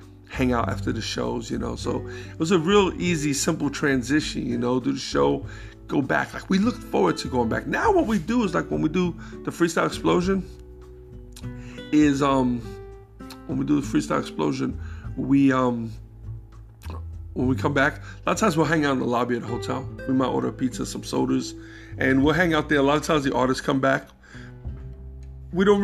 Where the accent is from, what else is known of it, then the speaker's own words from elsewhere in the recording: New York, United States; I'm coming from New York, 42nd Street, even the days when that shit was, like, gritty